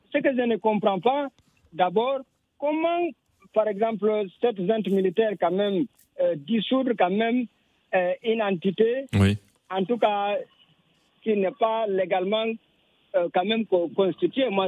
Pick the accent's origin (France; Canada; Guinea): Guinea; en tant que Guinéen